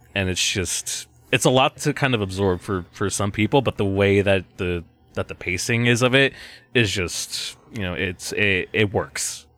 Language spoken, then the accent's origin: English; United States; As, as American viewers